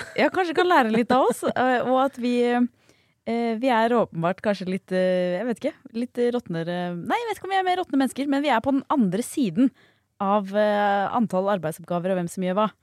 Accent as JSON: {"language": "Norwegian", "town": "Bærum", "region": "Akershus", "country": "Norway", "said": "Jeg er jo fra Bærum"}